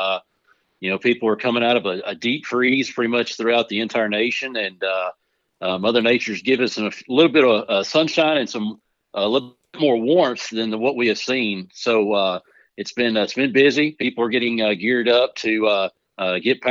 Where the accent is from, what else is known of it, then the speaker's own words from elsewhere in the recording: Mount Pleasant, Texas, United States; moved away as an adult; now in West Virginia, United States; I grew up around cattle. I'm originally from the Texas, Mount Pleasant, Texas area. We ran cattle there.